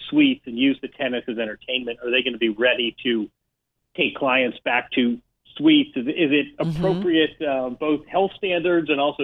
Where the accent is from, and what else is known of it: Bloomington, Indiana, United States; born or raised there